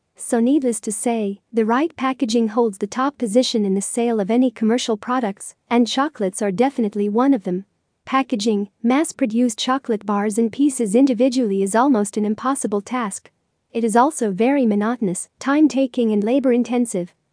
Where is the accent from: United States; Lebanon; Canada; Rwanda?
Lebanon; from Lebanon